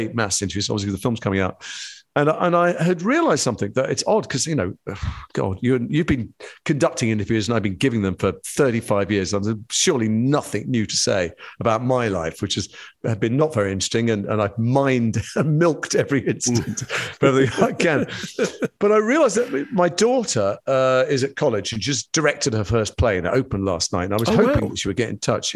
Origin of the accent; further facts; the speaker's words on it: Edgware, London, United Kingdom; the community I grew up in Edgware